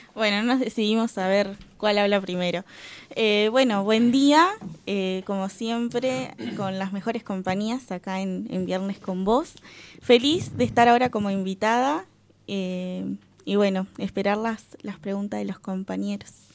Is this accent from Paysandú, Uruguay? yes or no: yes; Guichón, Paysandú, Uruguay; moved away as an adult; now in Salto, Uruguay; soy de Guichón, departamento de Paysandú.